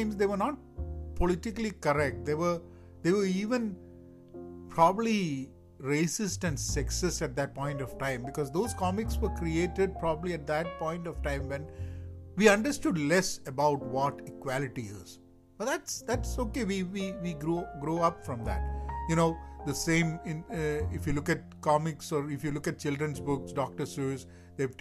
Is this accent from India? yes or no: yes; Kerala, India; I grew up in India, Kerala